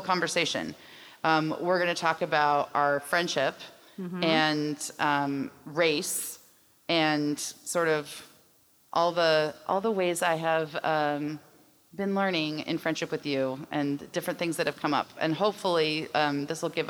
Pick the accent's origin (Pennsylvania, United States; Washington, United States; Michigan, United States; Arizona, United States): Washington, United States; Pierce County; we both grew up in Pierce County